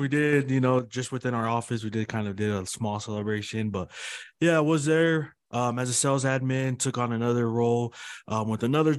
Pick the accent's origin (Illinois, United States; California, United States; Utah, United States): Utah, United States; Salt Lake City; first generation of born and raised in Salt Lake City, Glendale. It's just between Rose Park and West Valley. So just in the heart of Salt Lake City. I'm the middle child out of five kids.